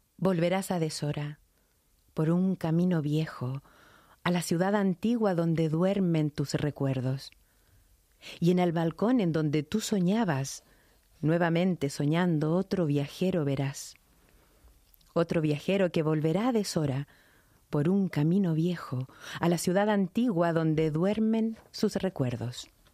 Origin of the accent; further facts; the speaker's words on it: Chile; accent: latino; now in Madrid, Spain; soy chilena, pero además soy de la ciudad donde nace Pablo Neruda